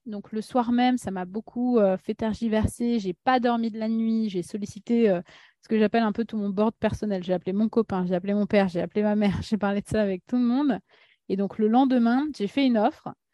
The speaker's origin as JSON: {"language": "French", "town": "Paris", "region": "Île-de-France", "country": "France", "tie": "born or raised there", "also_born_or_lived": "Russia", "second_language": "French", "said": "je suis née en Russie, arrivée en France à l'âge de 5 ans avec euh, ma famille. Euh, j'étais la première à apprendre le français en tant que grande sœur, donc beaucoup de pression, moi, très jeune, que j'ai eue. Puis j'ai grandi à Paris"}